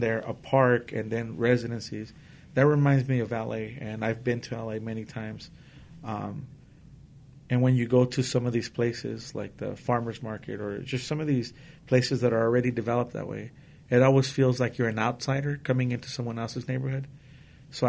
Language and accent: English; Los Angeles, California, United States; now in Whittier, United States; Where I grew up in East L.A.